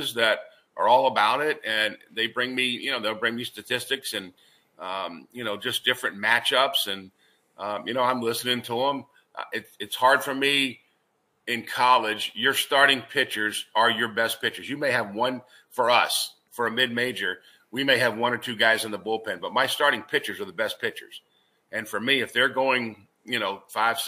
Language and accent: English; Richmond, Virginia, United States; moved away as an adult; also born or lived in Raleigh, North Carolina / Valparaiso, Indiana; I grew up in Richmond, so I know a lot of people here too